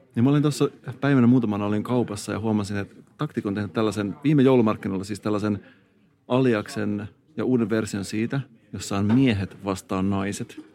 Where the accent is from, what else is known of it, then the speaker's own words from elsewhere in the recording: Turku, Southwest Finland, Finland; accent: Turku dialect; mua on oikeasti arvosteltu mun Turun murteen nuotista.